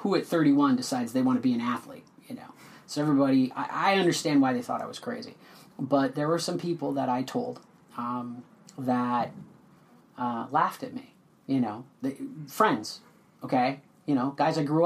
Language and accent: English; West St. Paul, Minnesota, United States; grew up in West St. Paul